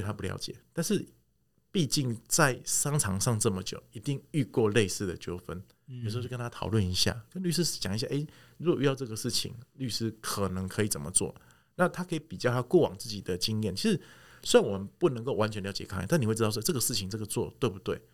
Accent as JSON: {"language": "Chinese", "country": "Taiwan", "said": "我们台湾人喜欢的东西是看得到的"}